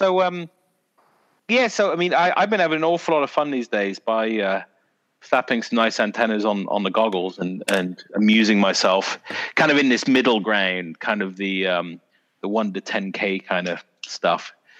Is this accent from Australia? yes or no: no; South West England, United Kingdom; people kept thinking I was from Canada or Ireland or something. I was like, no, from bloody Dorset!